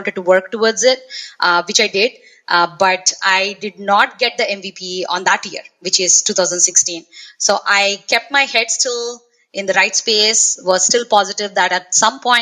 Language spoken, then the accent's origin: English; South India, India; moved away as an adult; now in Los Angeles, United States; I am originally from India, from a small town in the southern part of India, actually. And currently, I'm living in Los Angeles, California